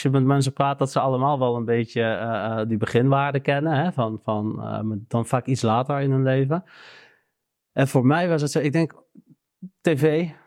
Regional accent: Arnhem, Gelderland, Netherlands; nou, ik ben hier geboren, ik ben opgegroeid in Arnhem.

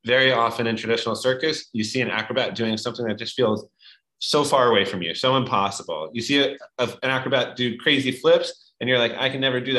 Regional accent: New York, United States; I lived in New York growing up

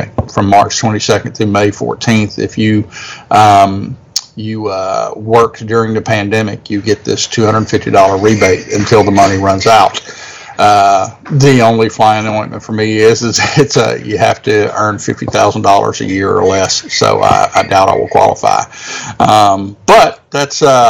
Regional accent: Louisiana, United States; my home state, by gosh, because our state of Louisiana

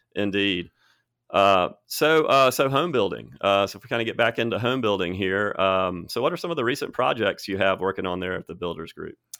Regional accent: Birmingham, Alabama, United States; moved away as an adult; also born or lived in Cherokee Bend; now in Tuscaloosa, United States; I grew up in Birmingham. I moved here, let's see, twenty twelve, I was thirty-two

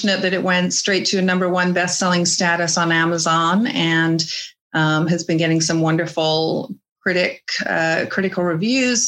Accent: England, United Kingdom; moved away as an adult; now in American West, United States; I grew up in England till I was 20 years old.

